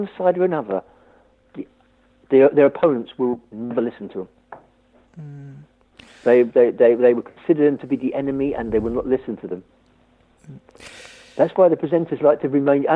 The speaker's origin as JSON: {"language": "English", "region": "London", "country": "United Kingdom", "said": "I don't have an accent. I'm from London."}